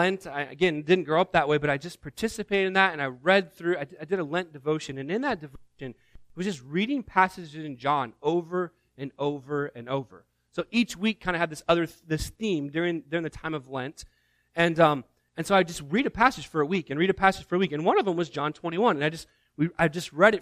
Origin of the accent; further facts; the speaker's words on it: Northeast Indiana, United States; moved away; growing up in Northeast Indiana